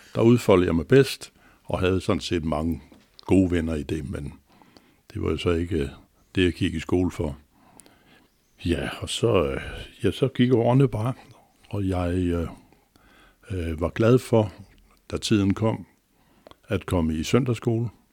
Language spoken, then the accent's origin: Danish; Copenhagen, Capital Region of Denmark, Denmark; jeg er ægte københavner med K, inden fra Nørrebro, Magnusgade hed den. Og øh, der nåede jeg lige at blive født